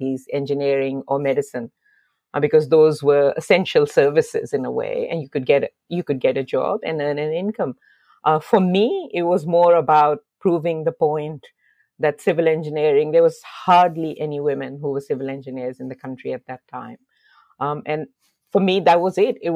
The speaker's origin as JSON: {"language": "English", "town": "Lahore", "region": "Punjab", "country": "Pakistan", "tie": "born or raised there", "moved": "as an adult", "lives_now": "Australia", "said": "I was born in Lahore in Pakistan."}